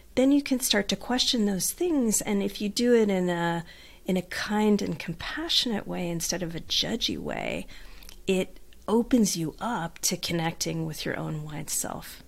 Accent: Southern California, United States; accent: Southern California twang; I grew up in Southern California in a beach town

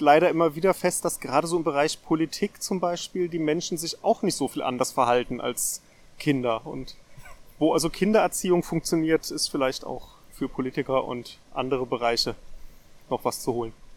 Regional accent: Darmstadt, Hesse, Germany; Ich bin in Darmstadt geboren und dann einmal um die Stadt herumgezogen im Laufe der Zeit

